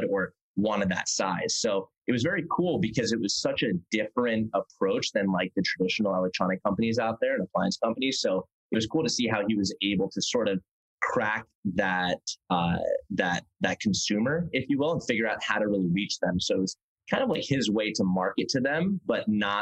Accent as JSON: {"language": "English", "town": "Princeton", "region": "New Jersey", "country": "United States", "tie": "born or raised there", "also_born_or_lived": "Manhattan, New York", "moved": "as an adult", "lives_now": "Los Angeles, United States", "said": "originally, born and raised in New Jersey"}